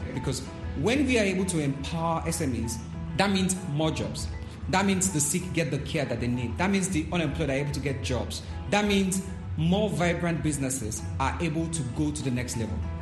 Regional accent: Nigeria; I'm from Nigeria

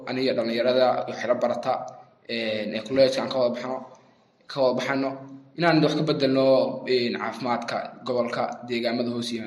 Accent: Sool, Somalia

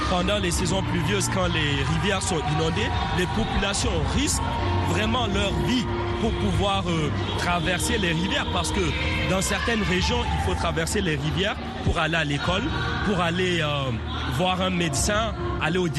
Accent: Niger; now in United States; Je me considère africain. Effectivement, je suis nigérien.

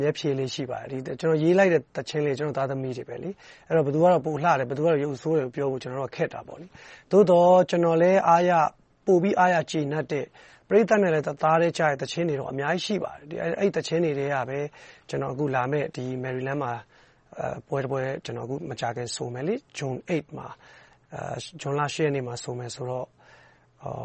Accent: Myanmar; moved away

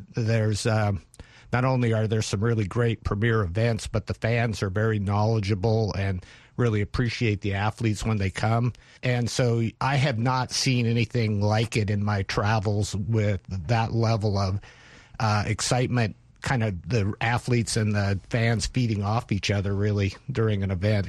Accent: North Idaho, United States; now in Oregon, United States; I grew up in North Idaho

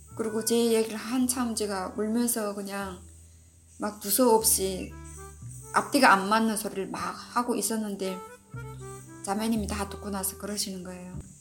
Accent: North Korea; moved away as an adult; now in United States; 내가 북한에서 온 사람이어서

